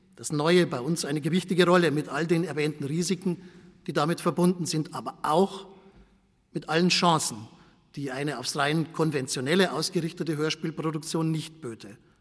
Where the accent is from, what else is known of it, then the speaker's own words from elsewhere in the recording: Bavaria, Germany; accent: Bavarian; Ich komme vom Bayerischen Rundfunk, wie Sie an meinem Akzent sicher unschwer erkennen können